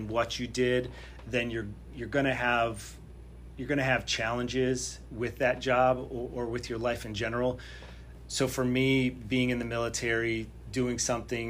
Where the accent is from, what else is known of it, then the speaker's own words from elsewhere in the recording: Connecticut, United States; moved away as an adult; I'm from Connecticut